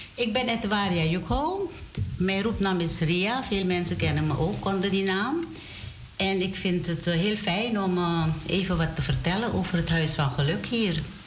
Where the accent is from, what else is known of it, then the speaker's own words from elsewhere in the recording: Domburg, Wanica, Suriname; moved away; ik ben geboren in Domburg